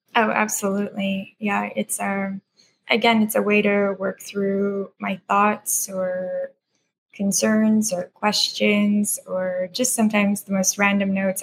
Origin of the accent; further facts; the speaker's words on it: Mississauga, Ontario, Canada; moved away as an adult; also born or lived in Croatia / United States / Burnaby, British Columbia / Newfoundland; I grew up in Ontario in a suburb just outside of Toronto called Mississauga.